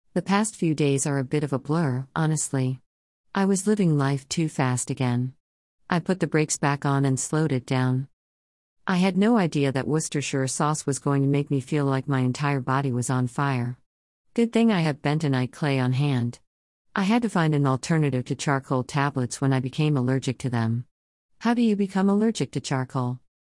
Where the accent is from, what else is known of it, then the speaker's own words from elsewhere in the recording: Erie, Pennsylvania, United States; I grew up in the Erie Ghetto, y'all. East eighteenth Street, about two blocks away from the project's administration building